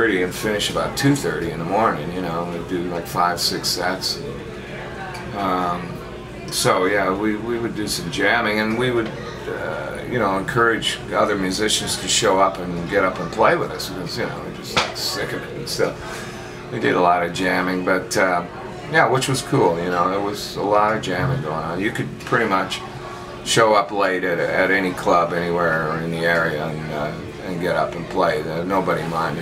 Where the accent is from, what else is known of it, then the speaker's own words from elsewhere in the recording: Canada; moved away as an adult; also born or lived in London, England; I'm from Canada, I'm a hot shot guitar player